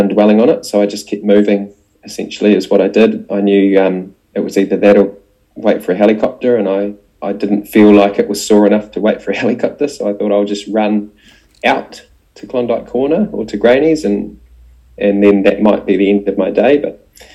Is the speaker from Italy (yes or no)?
no; New Zealand; also born or lived in Dunedin, New Zealand; as a Kiwi